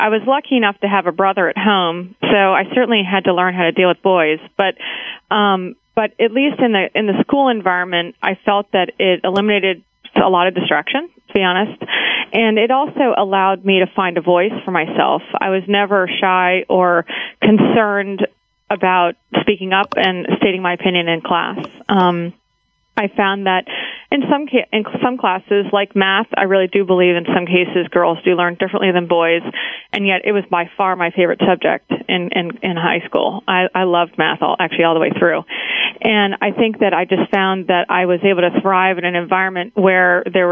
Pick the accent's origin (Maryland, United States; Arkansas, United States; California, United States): Maryland, United States; Baltimore; moved away as an adult; also born or lived in Massachusetts / Nashville, Tennessee; now in Washington, D.C. suburbs, United States; I grew up in Baltimore, Maryland